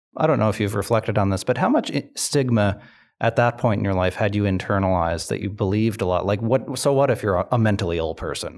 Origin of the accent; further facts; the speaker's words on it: Sydney, Nova Scotia, Canada; I grew up in Cape Breton, um, and, and Sydney in particular